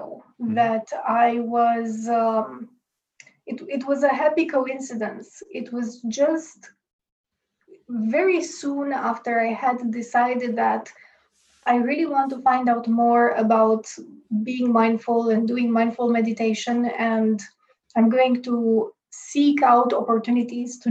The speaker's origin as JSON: {"language": "English", "country": "Romania", "moved": "as an adult", "lives_now": "Bratislava, Slovakia", "said": "I'm originally from Romania"}